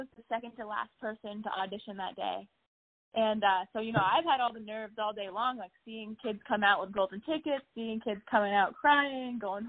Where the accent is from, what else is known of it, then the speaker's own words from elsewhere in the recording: New Hampshire, United States; my home state, New Hampshire.